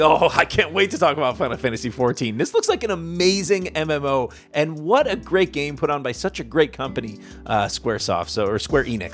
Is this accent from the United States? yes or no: yes; United States; now in Canada; I'm from the States.